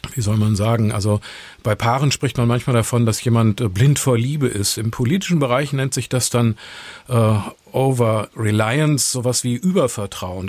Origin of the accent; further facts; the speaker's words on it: Germany; Bei uns in Deutschland